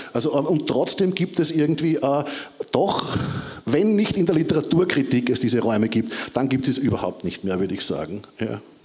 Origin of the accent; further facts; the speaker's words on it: Austria; ich bin halt aus Österreich